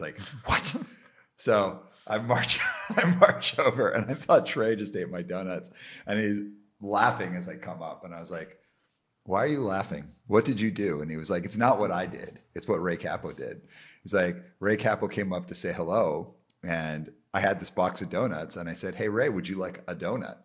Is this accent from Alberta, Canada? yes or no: yes; Calgary, Alberta, Canada; I grew up in Calgary, where it's like nobody's named …